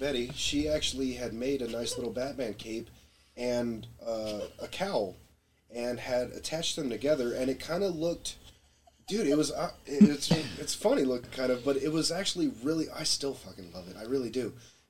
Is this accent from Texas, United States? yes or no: yes; Texas, United States; I'm more Texan than, you know, that East Coast show.